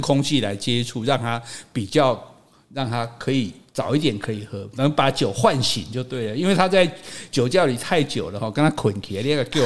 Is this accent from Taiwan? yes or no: yes; Taiwan; 我们台湾冻顶茶